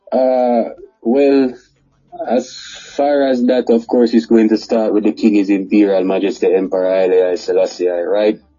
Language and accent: English; Kingston, Jamaica; born or raised there; also born or lived in Montego Bay, Jamaica